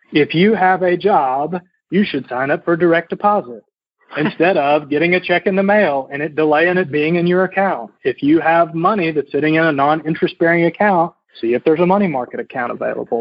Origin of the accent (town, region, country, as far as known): North Little Rock, Arkansas, United States; born or raised there; moved away as an adult; also born or lived in Indianapolis, Indiana